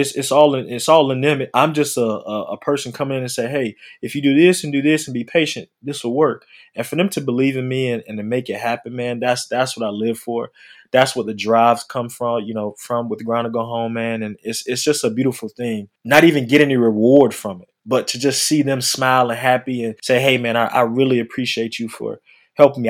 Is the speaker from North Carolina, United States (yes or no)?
yes; North Carolina, United States; now in Atlanta, United States; I'm from North Carolina.